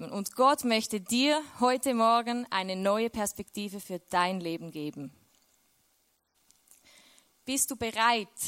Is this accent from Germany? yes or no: no; Switzerland; now in Austria; Und aus der Schweiz weg, ich bin Schweizerin, ich weiß, man hört es fast nicht.